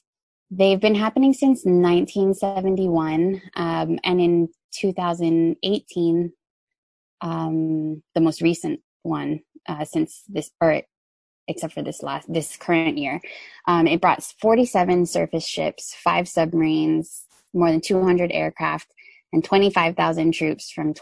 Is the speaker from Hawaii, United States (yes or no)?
yes; Oahu, Hawaii, United States; I was raised on an island called Oahu, and about 25% of the island I live on is controlled by the U.S. military. So I grew up as a settler on Kanaka Maoli lands in occupied Hawaii.